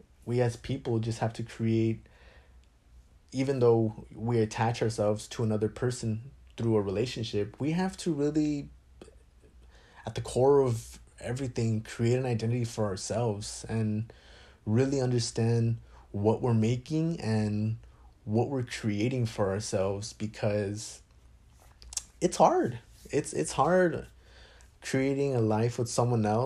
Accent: Phoenix, Arizona, United States; I was born in Phoenix, Arizona

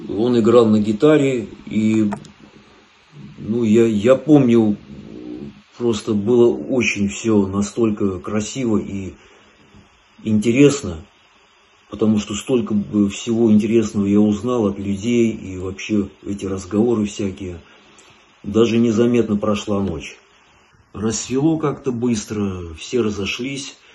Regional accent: Tbilisi, Georgia; now in Moscow, Russia; Родился я в Тбилиси, вырос я в Тбилиси, да. Да, место такое хорошее было, в общем, интересное.

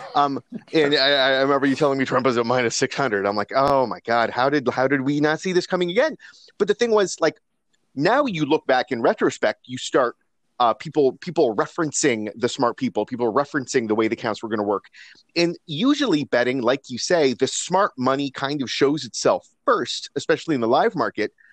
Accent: Canada; as Canadian guys

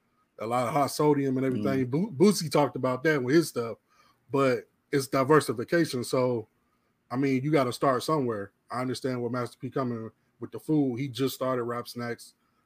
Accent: Midwest, United States; I'm from the Midwest

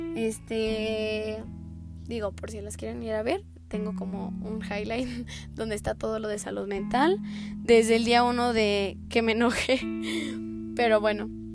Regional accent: Aguascalientes, Mexico; yo soy de Aguascalientes

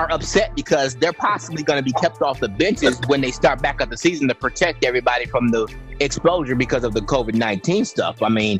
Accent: Chicago, Illinois, United States; I'm a Bulls fan. I'm from Chicago, so I'm gonna tell you right now, he sucks.

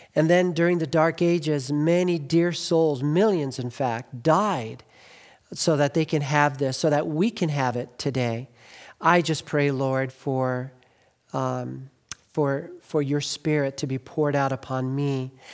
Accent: Glendale, California, United States; also born or lived in Northeast US (birth) / Highland Park, Los Angeles; I grew up in Glendale.

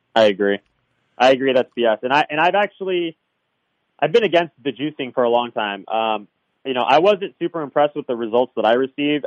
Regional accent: Southern California, United States; also born or lived in Hawaii; I'm from Southern California

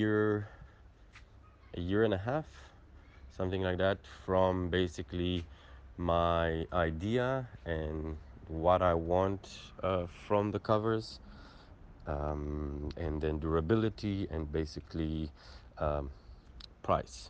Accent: Israel; moved away as an adult; now in South Africa; I'm originally from Israel, moved down to South Africa 4 years ago

